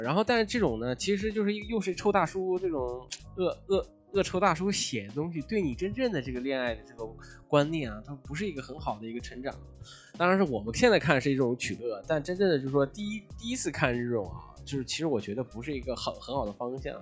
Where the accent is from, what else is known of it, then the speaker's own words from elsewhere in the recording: China; 我们中国人